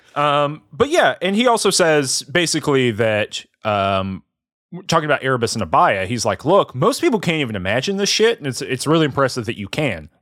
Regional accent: the South, United States; I'm from the South

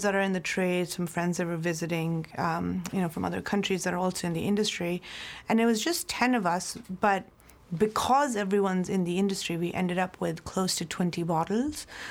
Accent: Mumbai, Maharashtra, India; moved away as an adult; also born or lived in New Zealand; now in Napa Valley, United States; I'm born and raised in Mumbai, India

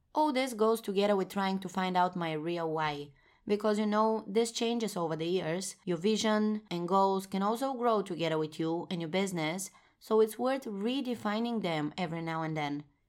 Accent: Bulgaria; moved away as an adult; now in Amsterdam, Netherlands; four years ago, I moved from my home country, Bulgaria, to the Netherlands, where I now reside in Amsterdam

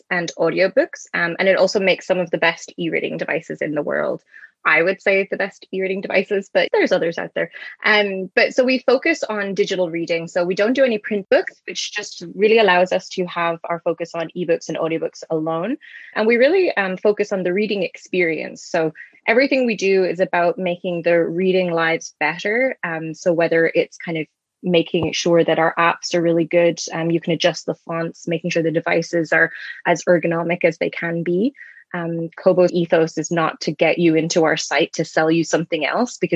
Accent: Ireland; moved away as an adult; now in Canada; I'm originally from Ireland. I've been living in Canada for about 8 years.

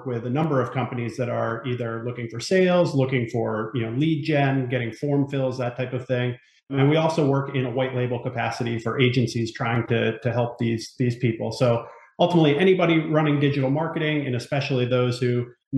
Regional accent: Northeast, United States; now in Ellicott City, United States; I'm from the Northeast originally

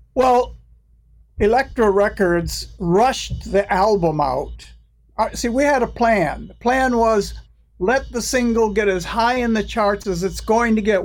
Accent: United States; I'm American

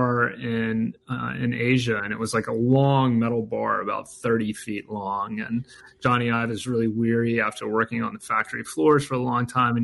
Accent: North Carolina, United States; I'm from the Southeast. I grew up in North Carolina.

